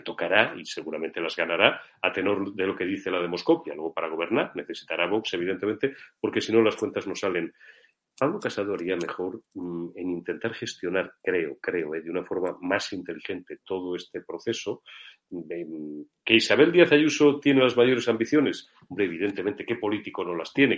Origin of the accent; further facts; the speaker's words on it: Castile and León, Spain; después de la mía, que es Castilla-León